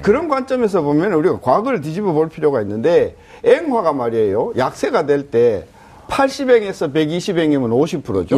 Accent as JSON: {"language": "Korean", "region": "Yeongnam", "country": "South Korea", "said": "전 영남이라서"}